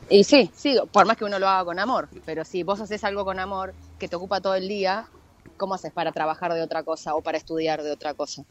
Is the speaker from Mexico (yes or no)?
no; Uruguay; now in Argentina; yo soy nací en Uruguay.